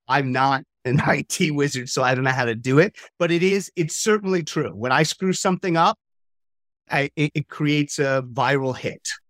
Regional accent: New York, United States; moved away; also born or lived in Lille, France; I'm from New York originally

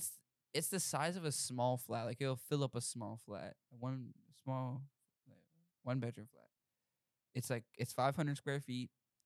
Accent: United States; As an American

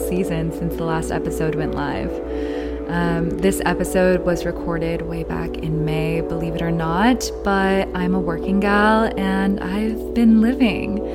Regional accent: Cape Ann, Massachusetts, United States; moved away as an adult; now in New York, United States; I'm from Massachusetts. My dad is from Lebanon, so I'm like first gen here. But my mom is American and just like a mix of things. But I was born and raised on like an island super northern Mass called Cape Ann

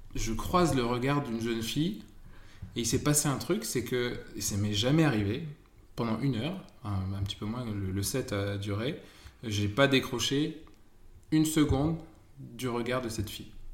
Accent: Amiens, Hauts-de-France, France; je suis originaire d'Amiens

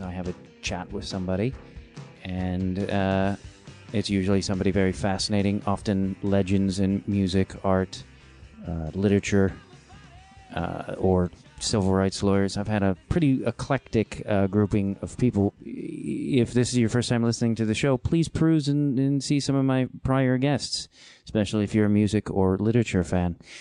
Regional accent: Midwest, United States; also born or lived in Chicago; I'm a Midwesterner

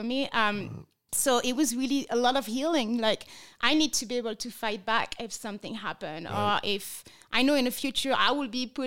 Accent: France; English is a second language; moved away as an adult; now in Las Vegas, United States; I was born and raised in France. I moved to America 8 years ago as a missionary against sex trafficking

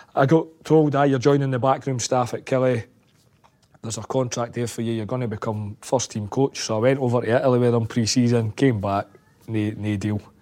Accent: Scotland, United Kingdom; Being a Scotsman

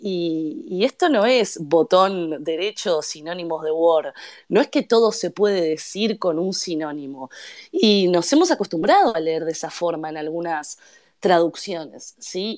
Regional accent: Uruguay; habiendo nacido y crecido en Uruguay

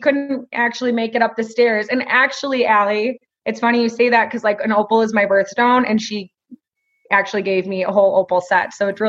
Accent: Woodstock, Illinois, United States; I am from Woodstock, Illinois.

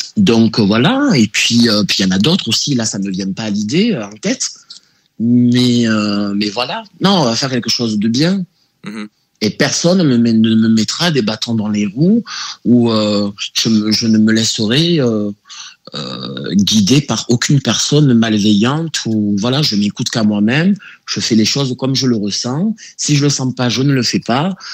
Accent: Marseille, Provence-Alpes-Côte d'Azur, France; je suis né à Marseille

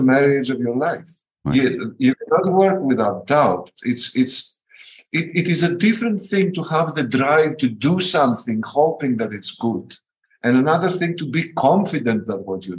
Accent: Athens, Attica, Greece; In my generation, in my country, growing up in Athens, in the underground scene

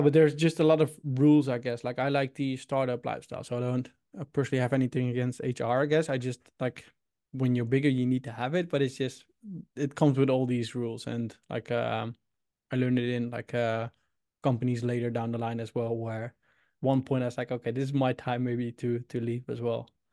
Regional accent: Utrecht, Netherlands; English is a second language; also born or lived in Sydney, Australia / Indianapolis, United States; I'm from the Netherlands, Utrecht

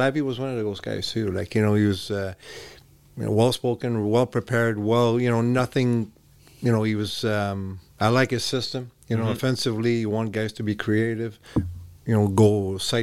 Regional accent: Montreal, Quebec, Canada; English is a second language; moved away as an adult; I was a little guy growing up in Montreal

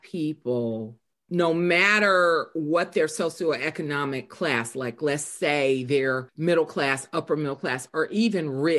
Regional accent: the South, United States; growing up in the South

